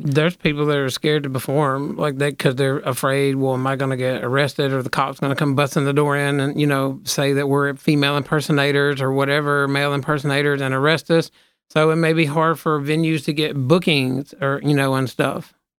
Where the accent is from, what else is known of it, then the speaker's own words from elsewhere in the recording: Memphis, Tennessee, United States; we're from Memphis, not Tennessee